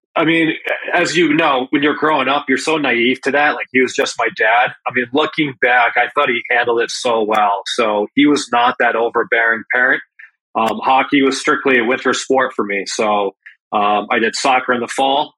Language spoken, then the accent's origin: English; Enfield, Connecticut, United States; growing up uh, playing out of the Enfield, Connecticut, the Springfield area